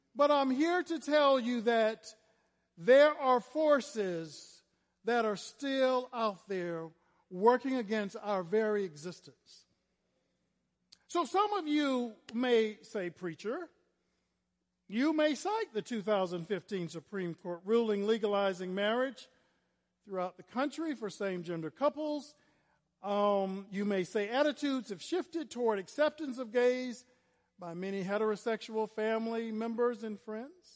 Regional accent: Florida, United States; I was a little black gay boy growing up in Florida

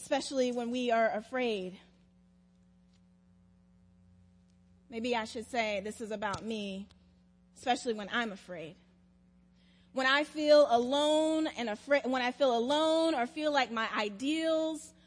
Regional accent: South Carolina, United States; now in Atlanta, United States; When I was growing up in South Carolina

